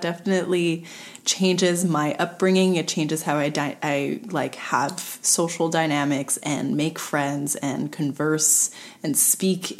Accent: Montreal, Quebec, Canada; I was born and raised in suburbs West Island

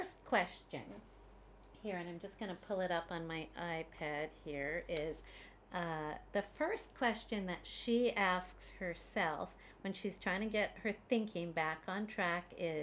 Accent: Canada; now in Beijing, China; I am a Canadian mom living in Beijing, China

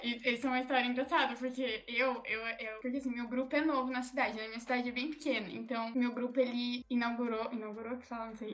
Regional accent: Medianeira, Paraná, Brazil; Sou de Medianeira, Paraná, do Oeste

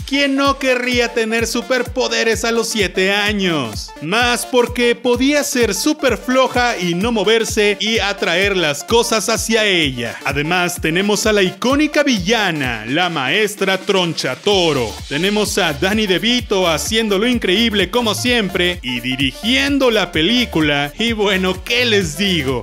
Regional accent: Mexico; aquí en mi país, en México

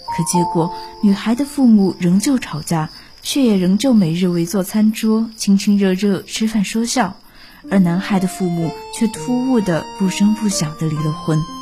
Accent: Taizhou, Jiangsu, China; moved away as an adult; now in Nanjing, China; 来自江苏泰州。我在南京大学，距离我的家乡一百七十八公里

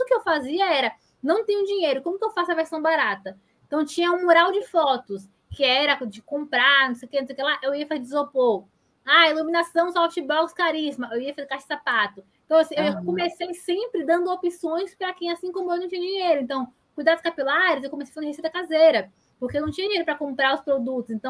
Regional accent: Salvador, Bahia, Brazil; porque eu sou de Salvador.

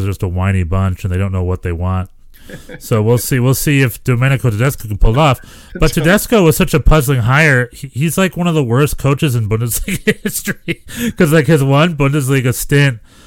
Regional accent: North Carolina, United States; now in Los Angeles, United States; I'm from North Carolina

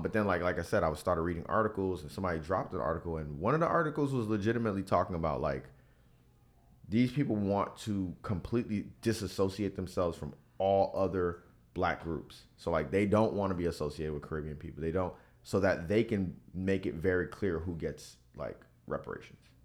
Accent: Miami, Florida, United States; growing up in Miami

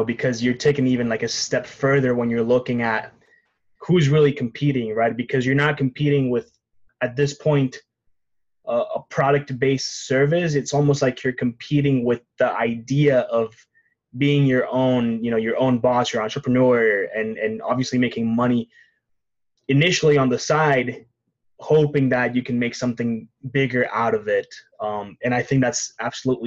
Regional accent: Mexico; moved away; I'm from Mexico

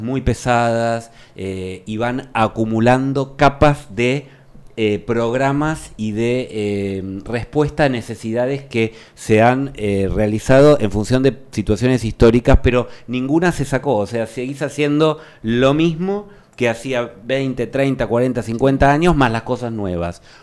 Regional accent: Argentina; En Argentina todos somos muy usuarios del Netflix

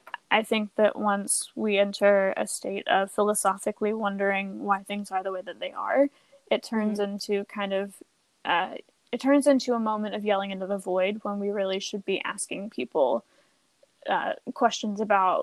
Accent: United States; having grown up in America and being American

